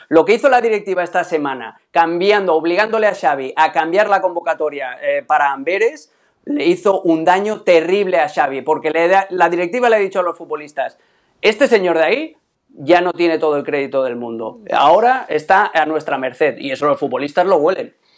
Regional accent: Catalonia, Spain; yo siendo catalán

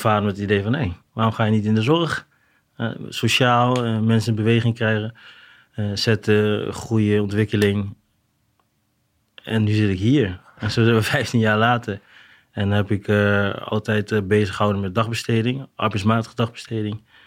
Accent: Arnhem, Gelderland, Netherlands; Ik kom uit Arnhem

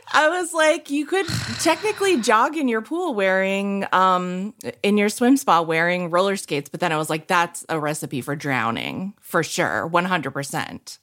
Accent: New England, United States; I'm from New England

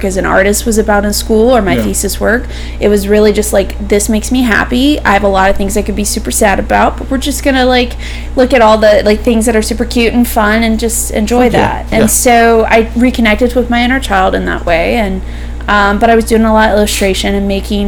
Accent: High Point, North Carolina, United States; also born or lived in Greensboro, North Carolina / New York; I'm from High Point

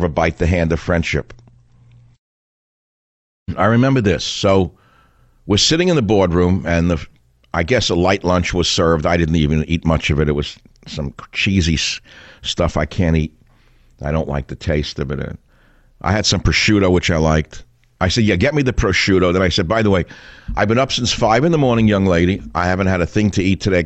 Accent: New York City, New York, United States; born or raised there

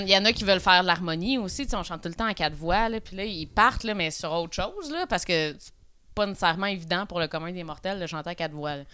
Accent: Abitibi, Quebec, Canada; je viens d'Abitibi

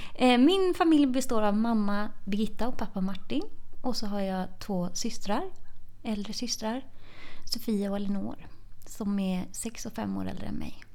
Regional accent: Tvååker, Halland County, Sweden; moved away as an adult; now in Gothenburg, Sweden; Jag eh, kommer från Tvååker som är ett eh, litet samhälle utanför Varberg. Eh, och där har jag bott och levt fram tills jag flyttade hemifrån i, efter gymnasiet

